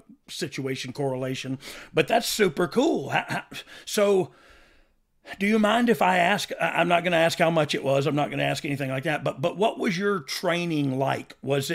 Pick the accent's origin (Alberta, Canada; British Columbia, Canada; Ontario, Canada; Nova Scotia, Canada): Nova Scotia, Canada; I'm from Nova Scotia, so I say things differently.